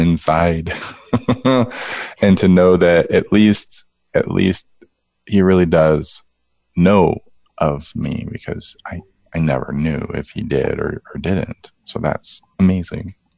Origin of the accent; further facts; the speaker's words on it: West Palm Beach, Florida, United States; I was born in West Palm Beach, Florida